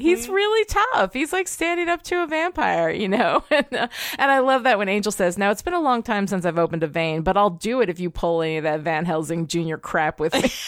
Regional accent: United States; I'm American. I love my country.

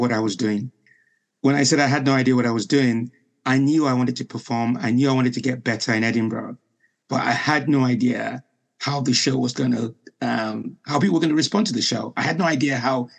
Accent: Nigeria; moved away as an adult; also born or lived in Liverpool, United Kingdom; now in United Kingdom; I was born in Liverpool, then went back to Nigeria at the age of 5

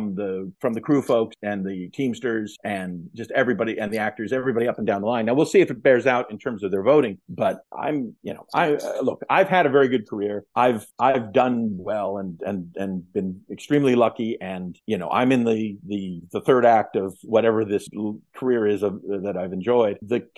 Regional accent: United States; I'm from the United States

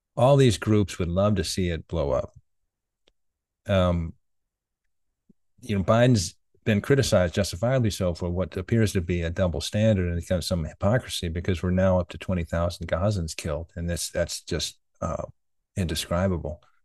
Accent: United States; I like being American

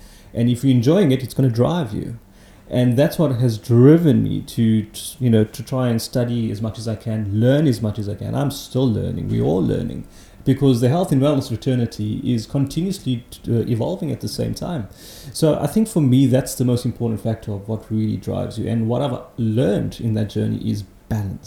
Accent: Johannesburg, Gauteng, South Africa; So I grew up in Johannesburg, humble upbringing, working class family

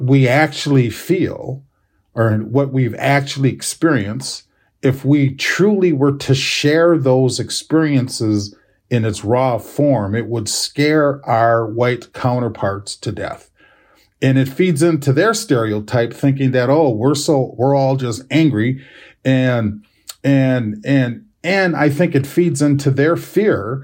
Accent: United States; as American Indian, as Native, as Indigenous individuals

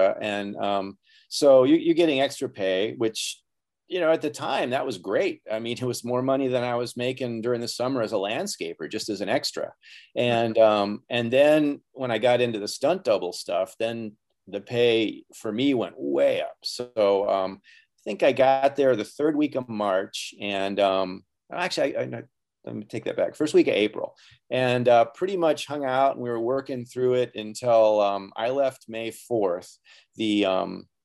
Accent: Wisconsin, United States; I was born and raised in Wisconsin

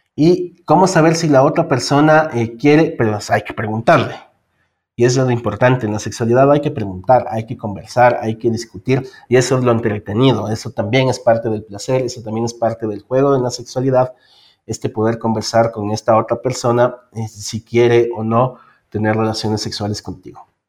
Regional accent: Ecuador; also born or lived in Quito; soy eh, del Ecuador, vivo en Quito

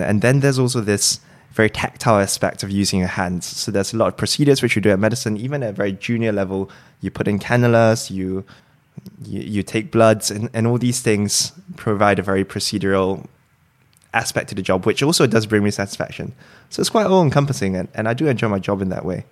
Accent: Singapore; moved away as an adult; also born or lived in Cambridge, United Kingdom; now in London, United Kingdom; I was originally from Singapore, came over to do medical school

